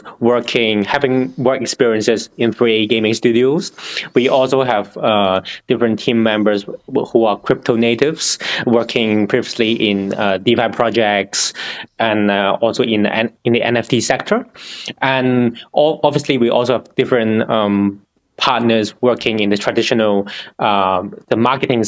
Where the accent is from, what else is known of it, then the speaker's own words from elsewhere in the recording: Singapore; I'm originally from Singapore